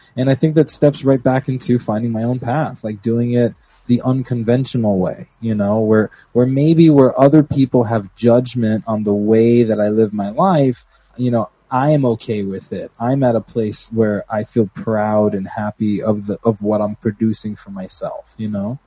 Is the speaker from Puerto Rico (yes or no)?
yes; Puerto Rico; from Puerto Rico